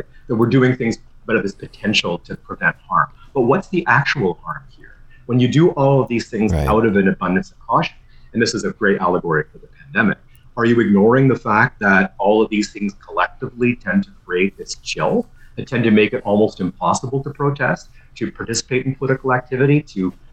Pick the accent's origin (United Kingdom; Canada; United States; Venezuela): Canada; Ottawa, Ontario; I grew up in Ottawa too